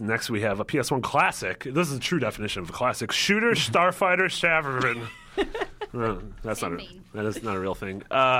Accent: Midwest, United States; I'm from the Midwest.

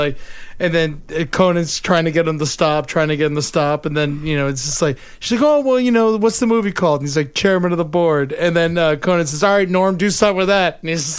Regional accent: Boca Raton, Florida, United States; also born or lived in Cape Canaveral; Boca Raton, man. He got his start in Boca, my hometown.

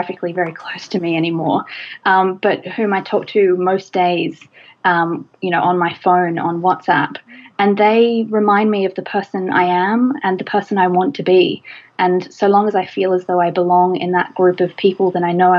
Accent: Australia; Australia, my home country

